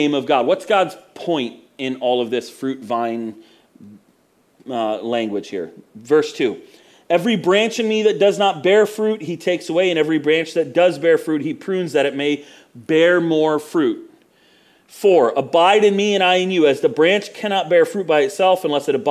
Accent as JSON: {"language": "English", "region": "Florida", "country": "United States", "tie": "born or raised there", "also_born_or_lived": "Mount Dora, Florida", "said": "I grew up in Florida where there's orange groves everywhere"}